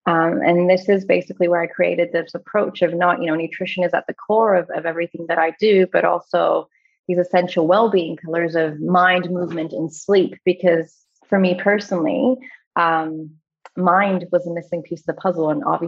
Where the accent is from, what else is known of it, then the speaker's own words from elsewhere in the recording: Dubai, United Arab Emirates; also born or lived in Australia; So I am Australian-born of Greek, Egyptian origin, and I did grow up in the Middle East. So I grew up in Dubai back in the 80s and 90s.